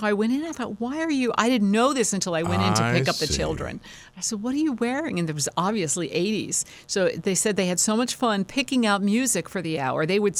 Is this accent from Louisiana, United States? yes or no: no; Spotswood, New Jersey, United States; I went to South River High School, and certainly Old Bridge, I grew up in Spotswood. It was all the old stomping ground.